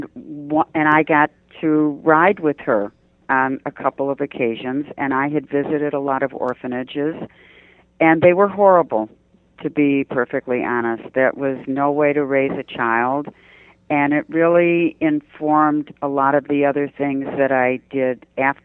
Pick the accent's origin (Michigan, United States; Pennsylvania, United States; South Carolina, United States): Michigan, United States; Detroit; moved away; I'm from Detroit